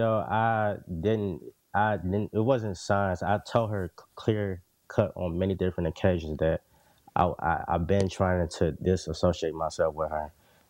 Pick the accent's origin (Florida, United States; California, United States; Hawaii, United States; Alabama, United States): California, United States; Oakland; I'm from East Oakland